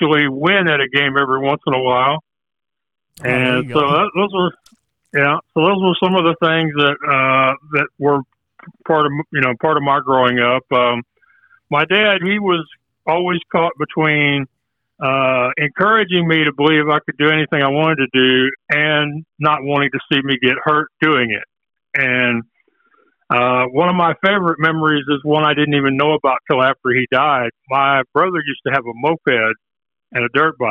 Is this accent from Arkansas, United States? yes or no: no; Houston, Texas, United States; I'm from Houston, Texas